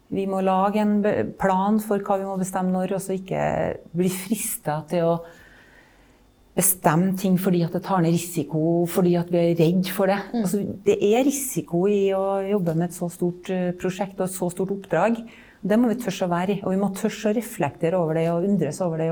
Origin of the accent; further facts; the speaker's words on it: Malvik, Trøndelag, Norway; Jeg er fra Malvik, så er jeg en landsens jente. Vokste opp i et byggefelt